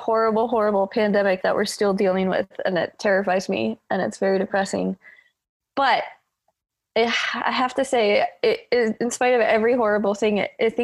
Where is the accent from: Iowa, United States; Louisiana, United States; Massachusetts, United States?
Iowa, United States; I grew up in Iowa very suburban neighborhood.